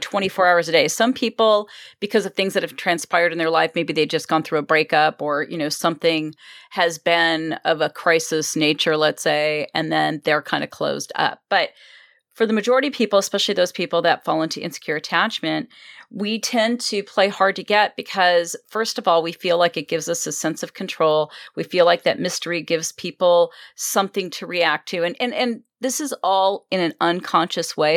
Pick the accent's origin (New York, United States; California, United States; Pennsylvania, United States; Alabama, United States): California, United States; Los Angeles; also born or lived in Wisconsin; I've been here since I was two.